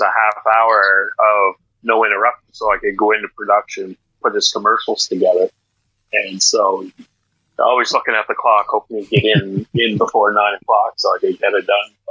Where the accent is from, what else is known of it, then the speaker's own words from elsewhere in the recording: Miramichi, New Brunswick, Canada; also born or lived in Prince Edward Island / Nova Scotia / Ontario; I grew up in Douglastown